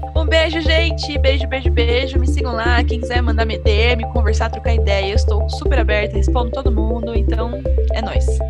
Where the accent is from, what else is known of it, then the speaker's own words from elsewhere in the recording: Brazil; eu sou brasileira